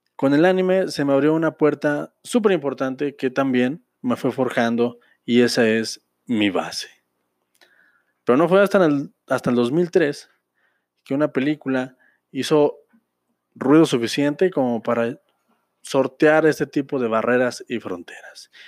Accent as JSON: {"language": "Spanish", "country": "Mexico", "said": "como mexicano, como ciudadano de este hermoso y bello país"}